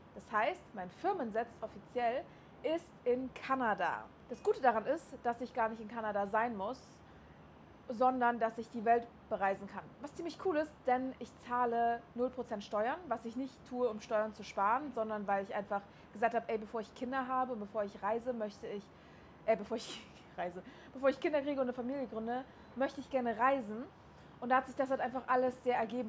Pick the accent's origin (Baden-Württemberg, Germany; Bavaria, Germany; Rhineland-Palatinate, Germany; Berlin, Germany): Berlin, Germany; moved away as an adult; also born or lived in Chemnitz; now in Dubai, United Arab Emirates; ich bin aus Berlin